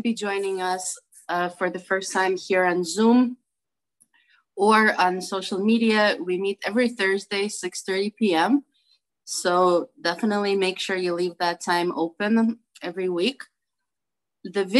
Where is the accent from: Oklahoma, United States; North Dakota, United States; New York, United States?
New York, United States; New York City; I'm from Brooklyn, New York